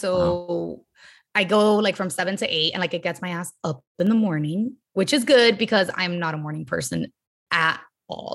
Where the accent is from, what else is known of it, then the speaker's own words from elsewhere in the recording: Miami, Florida, United States; now in Los Angeles, United States; I'm from Miami, born and raised in, like, Miami